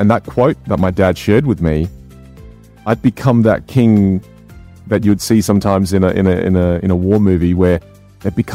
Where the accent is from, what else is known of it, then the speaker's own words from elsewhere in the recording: Australia; moved away; also born or lived in United States; growing up in Australia